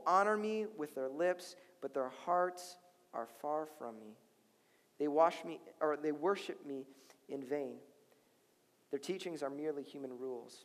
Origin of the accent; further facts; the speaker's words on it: Chicago, Illinois, United States; now in Minnesota, United States; I'm from Chicago. Okay, I'm from Chicago